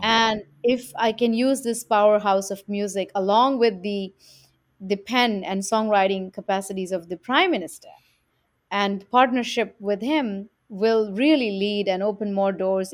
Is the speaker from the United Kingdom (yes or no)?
no; India; now in New York, United States; growing up in India, in South Asia